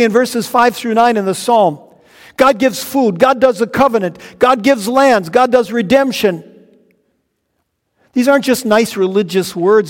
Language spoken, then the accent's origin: English; North Dakota, United States; I saw my home state of North Dakota. Then I zoomed in farther and saw my little tiny hometown. And then I zoomed in and zoomed in and zoomed in until I saw the roof of the very house where I grew up, way out in the country